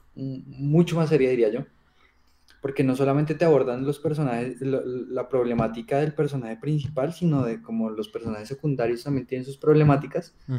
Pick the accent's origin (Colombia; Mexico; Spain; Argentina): Colombia; accent: Colombian; se me sale el colombiano por todo lado